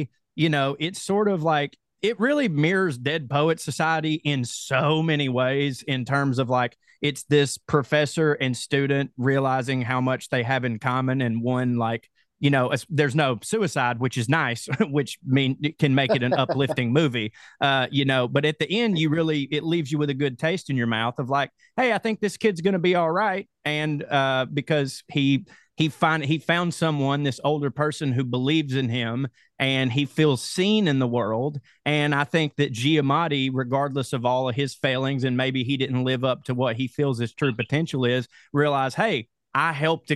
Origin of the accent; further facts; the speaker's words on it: Chickamauga, Georgia, United States; I'm from Chickamauga, Georgia